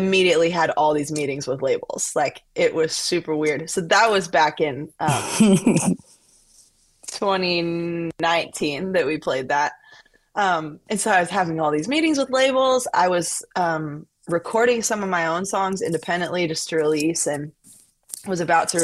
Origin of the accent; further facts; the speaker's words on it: Colorado Springs, Colorado, United States; moved away as an adult; now in Nashville, United States; Home is Colorado Springs, Colorado